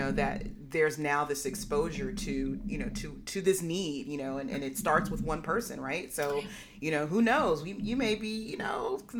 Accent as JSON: {"language": "English", "town": "Berkeley", "region": "California", "country": "United States", "tie": "born or raised there", "said": "I grew up in Berkeley."}